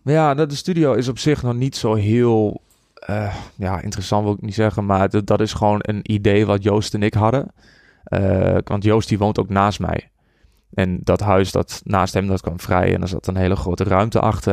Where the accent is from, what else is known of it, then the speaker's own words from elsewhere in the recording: Borculo, Gelderland, Netherlands; also born or lived in Enschede; Ik kom uit Borkelo. Daar ben ik opgegroeid.